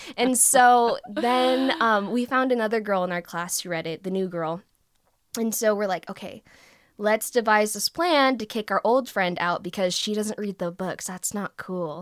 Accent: United States; I'm Vietnamese American

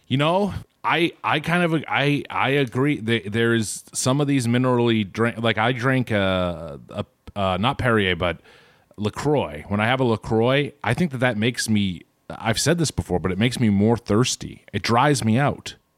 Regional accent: Boston, Massachusetts, United States; I am from Boston, which, as we all know, is, is Bean Town

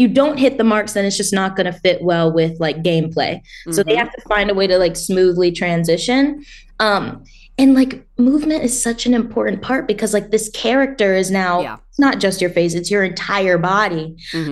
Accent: the South, United States; now in Los Angeles, United States; I grew up in the South

